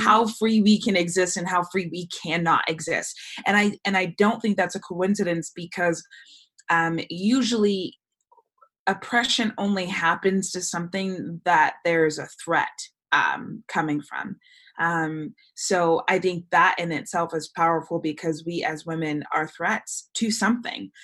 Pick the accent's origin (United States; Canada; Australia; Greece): United States; Bay Area, California; moved away as an adult; now in Los Angeles, United States; I'm born and raised in the Bay Area, but I've lived in Los Angeles for the past 10 years